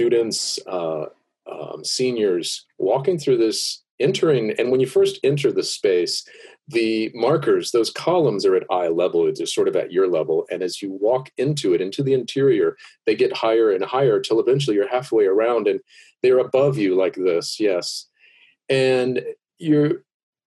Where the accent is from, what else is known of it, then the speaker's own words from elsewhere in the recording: Miami, Florida, United States; I was born in Miami to two parents of the civil rights movement. They opened the first integrated church in Miami